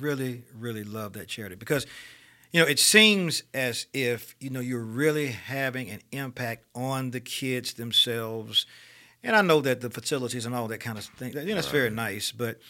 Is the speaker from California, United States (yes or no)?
no; Birmingham, Alabama, United States; But at any rate, so I grew up in Titusville. I knew a lot of my family was there.